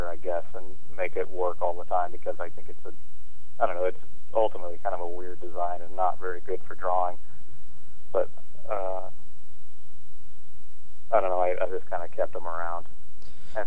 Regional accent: Kansas, United States; moved away; also born or lived in western Illinois / Chicago; I'm from Kansas originally

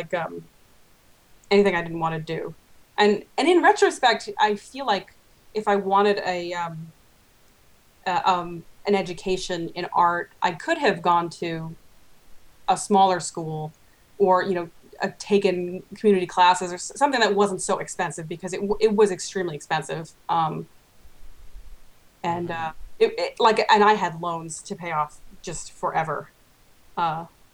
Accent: Long Island, New York, United States; grew up on Long Island

